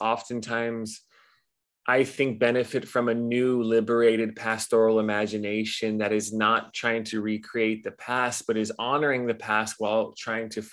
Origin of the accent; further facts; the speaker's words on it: Los Angeles, California, United States; moved away as an adult; now in Hawaii, United States; I grew up in Los Angeles and moved here at 18.